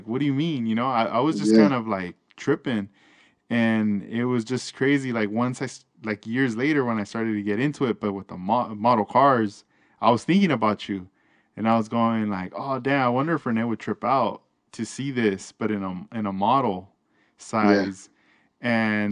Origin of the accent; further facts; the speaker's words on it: Linwood, California, United States; I was growing up in Linwood